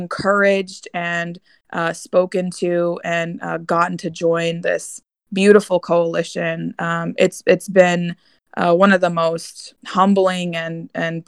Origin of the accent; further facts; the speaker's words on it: Chattanooga, Tennessee, United States; also born or lived in North Bergen, New Jersey / Pittsburgh / Washington, D.C.; now in Virginia, United States; I grew up in Chattanooga, Tennessee.